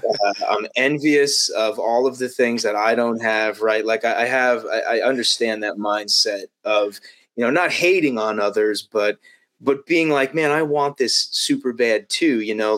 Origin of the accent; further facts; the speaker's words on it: Las Vegas, Nevada, United States; I mean, I was born in Vegas and lived in Vegas. That gambling's in my blood, man.